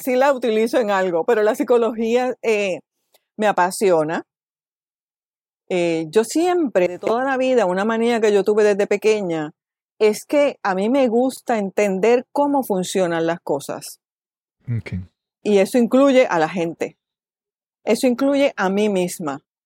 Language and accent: Spanish; Caguas, Puerto Rico; moved away as an adult; also born or lived in Toledo, Spain / New York City, United States / Miami, Florida, United States; vivo en Caguas, nací en Caguas, me he criado en Caguas, excepto los años que he vivido fuera